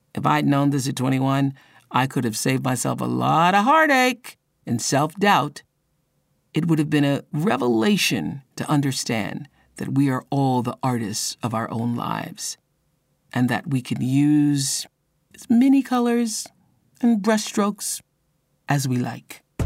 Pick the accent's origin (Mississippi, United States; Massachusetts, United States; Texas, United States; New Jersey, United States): Mississippi, United States; I a woman born and raised in Mississippi when it was an apartheid state